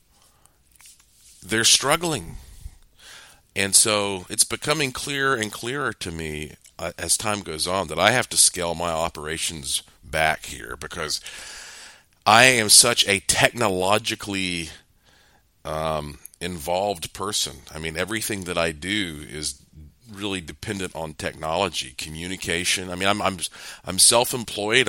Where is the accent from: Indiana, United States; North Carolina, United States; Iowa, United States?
North Carolina, United States; Asheville; born and raised in Asheville, North Carolina, and I lived most of my life right down the road from Billy Graham